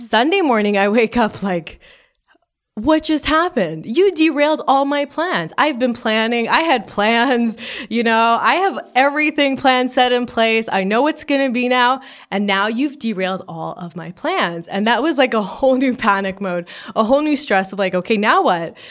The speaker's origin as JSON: {"language": "English", "town": "Montreal", "region": "Quebec", "country": "Canada", "moved": "yes", "lives_now": "Los Angeles, United States", "said": "I'm from Montreal, Canada"}